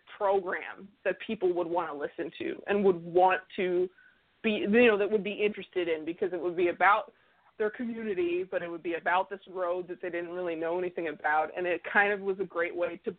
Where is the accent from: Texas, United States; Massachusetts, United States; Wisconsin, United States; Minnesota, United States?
Minnesota, United States; where I grew up in Minnesota